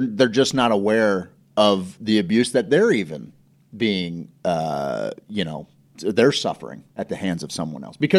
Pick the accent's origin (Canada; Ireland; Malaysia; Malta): Ireland; I'm Irish. We fight for fun.